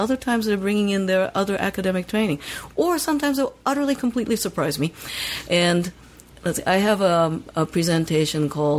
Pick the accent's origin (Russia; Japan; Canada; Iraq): Japan; Tokyo; now in San Francisco, United States; growing up in Tokyo